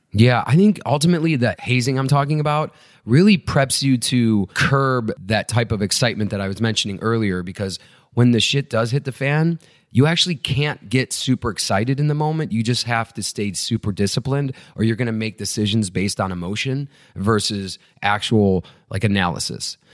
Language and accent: English; Chicago, Illinois, United States; I grew up right outside Chicago and then moved into the city in high school